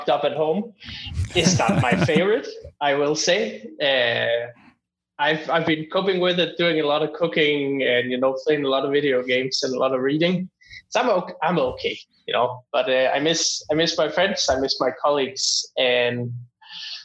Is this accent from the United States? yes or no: no; northern Denmark, Denmark; now in Toronto, Canada; I'm from Denmark, but I'm not from the cool part of Denmark. I'm not from Copenhagen, sadly. I'm from the middle of nowhere, really far up north